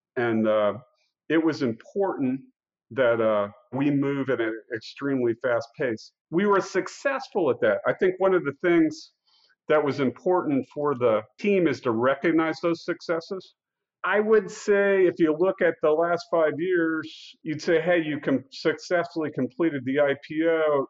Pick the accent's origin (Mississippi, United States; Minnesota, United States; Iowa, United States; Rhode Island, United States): Iowa, United States; Council Bluffs; I grew up in Council Bluffs, Iowa, which is right in the heart of the North American continent